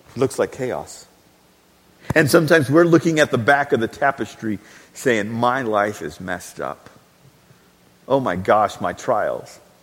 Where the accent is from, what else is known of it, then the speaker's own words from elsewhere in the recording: Texas, United States; we are Texan